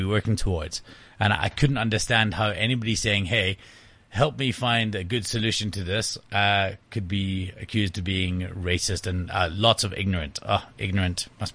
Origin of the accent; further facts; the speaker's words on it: Scotland, United Kingdom; the reason Scottish people are generally funny is because we know that, we're shit at everything